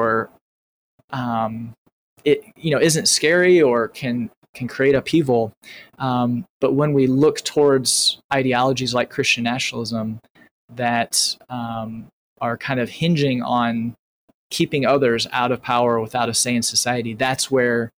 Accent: Northern Indiana, United States; Northern Indiana

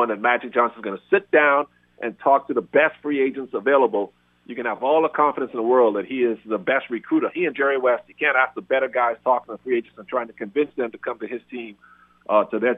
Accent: Bahamas; I'm from the Bahamas. I grew up in salt water

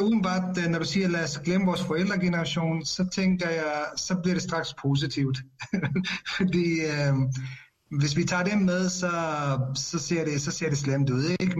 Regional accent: Ishøj, Capital Region of Denmark, Denmark; rigtig meget i Ishøj, hvor, hvor jeg er vokset op

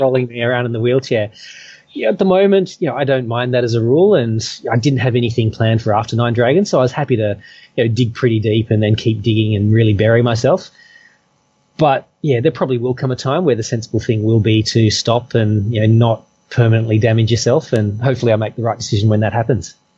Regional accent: Perth, Western Australia, Australia; moved away as an adult; now in Hong Kong; I came from Perth

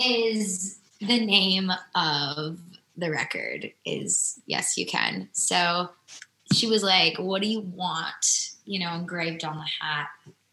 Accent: Midwest, United States; I'm not a fashionista like that. I'm just not. I'm from the Midwest. So I like to wear Packer gear and sweaters

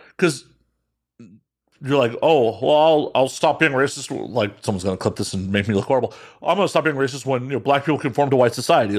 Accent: Chicago, Illinois, United States; moved away; growing up in Chicago

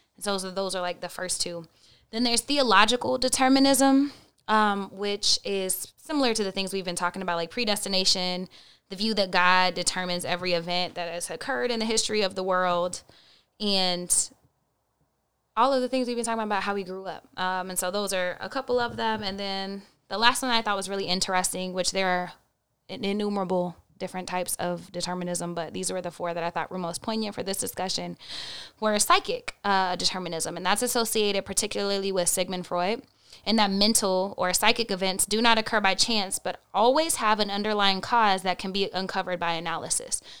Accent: Oklahoma, United States; I'm from Oklahoma and the Bible Belt.

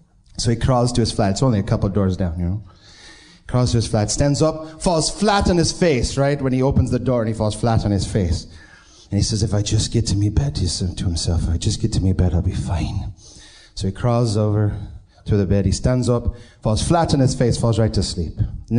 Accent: Binghamton, New York, United States; now in Pittsburgh, United States; Originally, I'm from Binghamton, New York, but now I live in Pittsburgh.

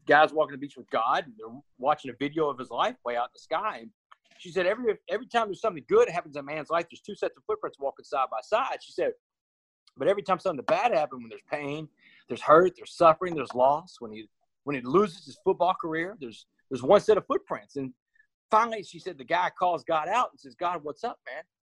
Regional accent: Port Arthur, Texas, United States; We grew up in Port Arthur.

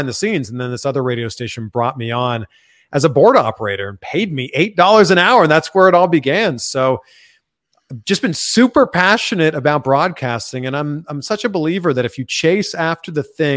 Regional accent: Pickering, Ontario, Canada; moved away as an adult; also born or lived in Cleveland, Ohio / Miami, Florida; I grew up in Pickering, Ontario, just outside of Toronto.

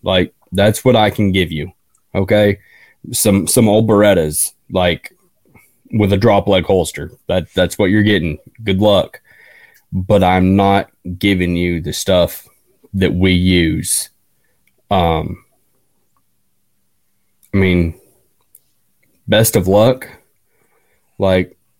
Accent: Newport, Vermont, United States; my hometown in Newport, Vermont

